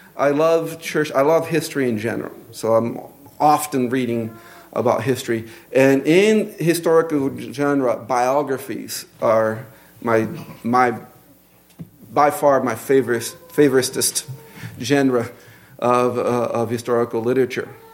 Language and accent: English; Brazil; accent: Brazilian; English is a second language; moved away; my Brazilian accent